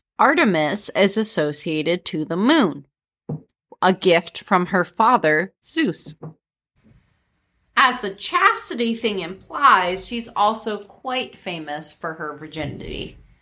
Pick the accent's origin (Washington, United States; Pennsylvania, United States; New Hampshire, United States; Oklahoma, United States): Pennsylvania, United States; I'm from Pennsylvania